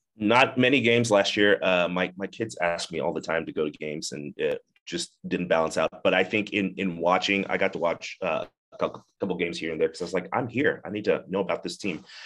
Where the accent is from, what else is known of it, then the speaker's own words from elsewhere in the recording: Zimbabwe; moved away as an adult; now in United States; I grew up in Zimbabwe, Africa, uh, moved to the United States when I was nineteen